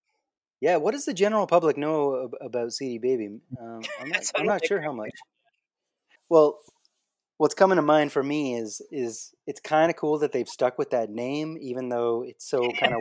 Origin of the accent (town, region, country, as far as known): Ingersoll, Ontario, Canada; born or raised there; moved away as an adult; also born or lived in Austin, Texas